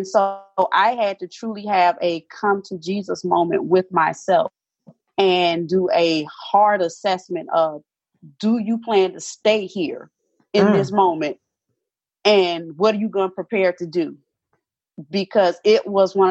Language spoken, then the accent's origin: English; Mobile, Alabama, United States; growing up in the South, I come from Mobile, Alabama, which you cannot get any southern than Mobile, Alabama